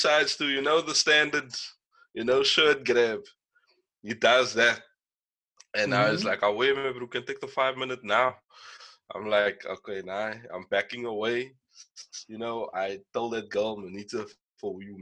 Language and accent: English; Kraaifontein, Western Cape, South Africa; myself and …, we're both from like the Kraaifontein, Brackenfell area.